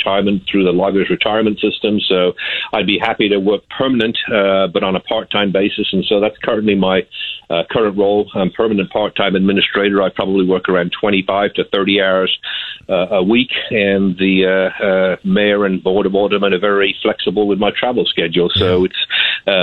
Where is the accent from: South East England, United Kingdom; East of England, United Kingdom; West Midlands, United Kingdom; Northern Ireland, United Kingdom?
West Midlands, United Kingdom; Birmingham; moved away as an adult; now in United States; I moved from Birmingham, England back in 1978 after graduating high school in 1976, actually moved with my parents from Birmingham, England